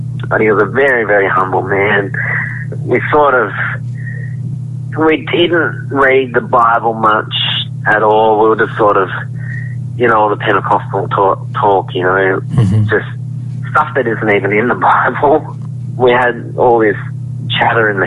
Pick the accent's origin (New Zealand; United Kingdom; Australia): Australia; Bellingen, New South Wales; also born or lived in Byron Bay; I'm from Bellingen, but also from Byron Bay